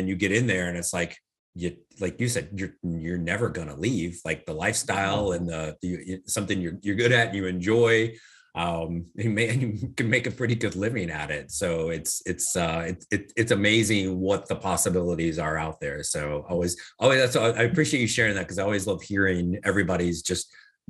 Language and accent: English; Midwest, United States; So, I grew up in the Midwest, and as you know, I'm in your area in Florida, half my life too.